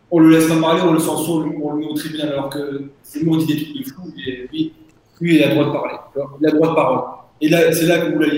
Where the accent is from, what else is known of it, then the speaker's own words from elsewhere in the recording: the North, Hauts-de-France, France; moved away as an adult; now in Senegal; on vient du Nord